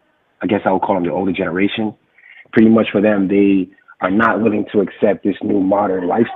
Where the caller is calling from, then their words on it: New York, United States; nice to meet you. I'm from New York.